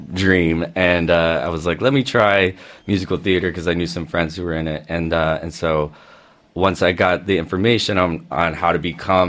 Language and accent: English; Orange County, California, United States; moved away as an adult; also born or lived in Long Beach, California; now in New York, United States; I grew up in Orange County, California.